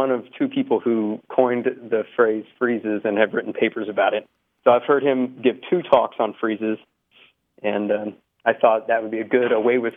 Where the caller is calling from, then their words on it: Denton, Texas, United States; I'm calling from Denton, Texas.